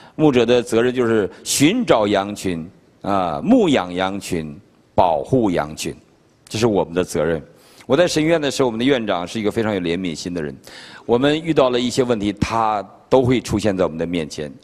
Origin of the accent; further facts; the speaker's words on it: China; now in Virginia, United States; 我们中国人